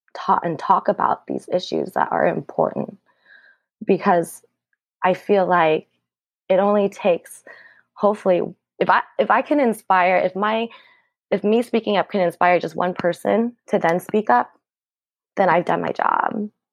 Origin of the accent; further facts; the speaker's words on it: Southern California, United States; now in Portland, United States; I grew up in Southern California